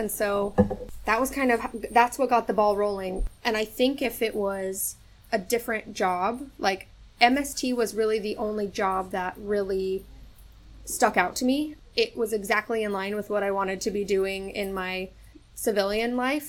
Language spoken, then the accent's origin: English; San Diego, California, United States; moved away as an adult; I was born and raised in San Diego, California. I joined at the age of 24, so it took me a little bit longer to figure out what I wanted to do. And I was recruited out of San Diego.